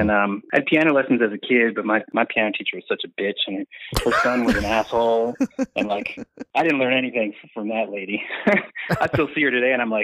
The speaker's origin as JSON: {"language": "English", "town": "Baltimore", "region": "Maryland", "country": "United States", "said": "I'm originally from Baltimore, Maryland"}